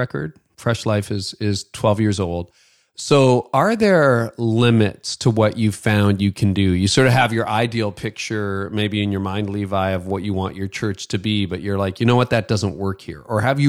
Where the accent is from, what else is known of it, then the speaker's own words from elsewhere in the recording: Canada; accent: Canadian; my Canadian accent